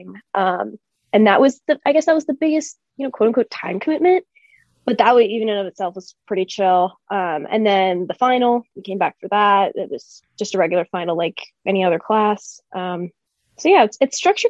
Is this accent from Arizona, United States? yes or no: yes; Phoenix, Arizona, United States; I am from Phoenix, Arizona